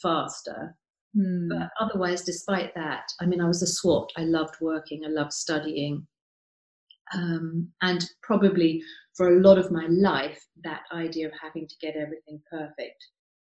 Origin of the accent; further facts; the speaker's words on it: Cambridge, East of England, United Kingdom; I was born in Cambridge, where I grew up